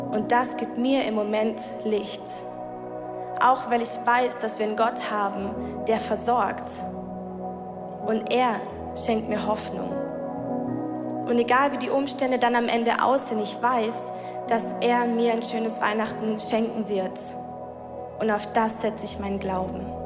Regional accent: Sigmaringen, Baden-Württemberg, Germany; moved away as an adult; now in Switzerland; meine Eltern sind aber in Deutschland, in meiner Heimat, in Sigmaringen

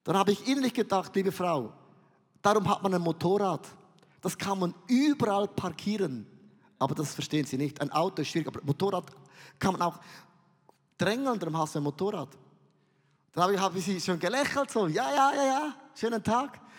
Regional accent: Switzerland; ich bin Vulkan, ich bin ein Schweizer, ich bin mega emotionell.

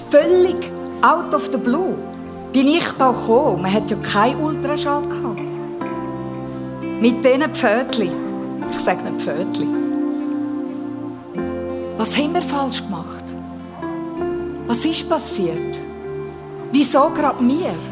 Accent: Graubünden, Switzerland; Ich habe den Eltern schon schnell mal gezeigt, dass ich einen Bündnerschädel habe. Wir sind im Engadin aufgewachsen.

